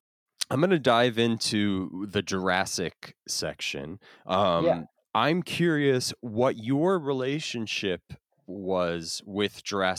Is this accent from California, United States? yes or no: no; New Jersey, United States; But I grew up in New Jersey, and I spent most of my time like wandering around in the woods